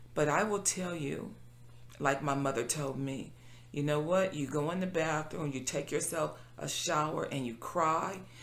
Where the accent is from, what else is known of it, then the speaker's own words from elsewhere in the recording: Compton, California, United States; I being born and raised in Compton